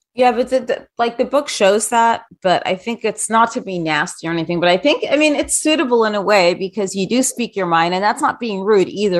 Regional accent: New York, United States; I grew up in New York. I'm a New Yorker.

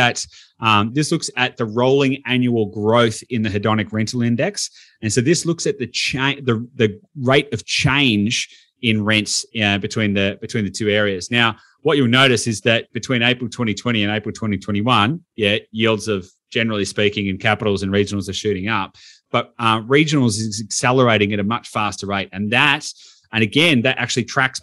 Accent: Victoria, Australia; I'm from Victoria

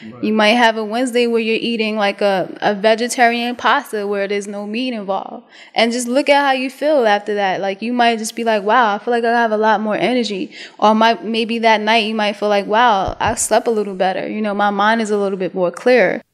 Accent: New York City, New York, United States; moved away as an adult; also born or lived in DMV; I'm from Brooklyn, Brooklyn, New York

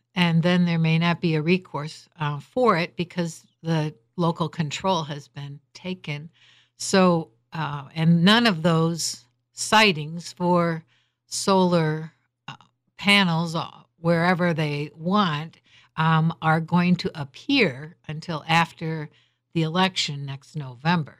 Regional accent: Holland, Michigan, United States

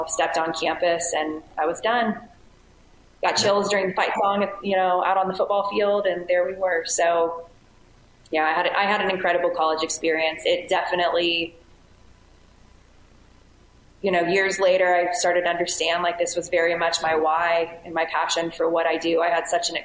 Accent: Southern Indiana, United States; I grew up in Southern Indiana, and I was a Midwest girl

